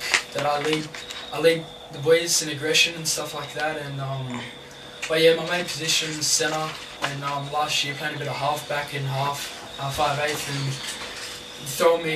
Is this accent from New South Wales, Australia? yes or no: yes; Ryde, New South Wales, Australia; now in Penrith, Australia; I grew up in Ryde, just south of Parramatta.